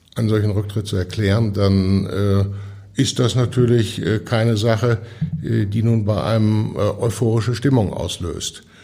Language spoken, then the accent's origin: German; Hamm, North Rhine-Westphalia, Germany; Ich bin ja aufgewachsen in Hamm. Das war damals eine klassische Bergarbeiterstadt